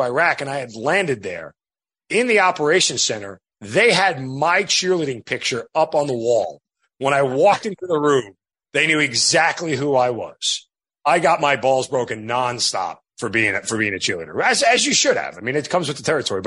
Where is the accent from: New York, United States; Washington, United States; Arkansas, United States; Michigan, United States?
New York, United States; born or raised there